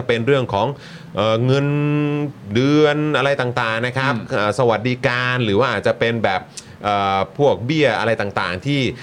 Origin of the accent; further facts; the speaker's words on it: Bangkok, Thailand; เกิดและก็โตในกรุงเทพมหานคร